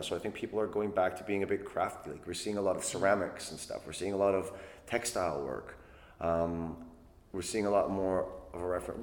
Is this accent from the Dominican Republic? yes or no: no; Canada; moved away as an adult; now in London, United Kingdom; I was born and raised in Canada